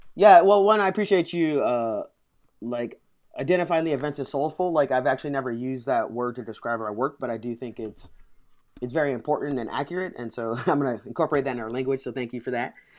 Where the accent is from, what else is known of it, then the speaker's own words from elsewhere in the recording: St. Louis, Missouri, United States; moved away as an adult; now in Washington, D.C., United States; I grew up in Saint Louis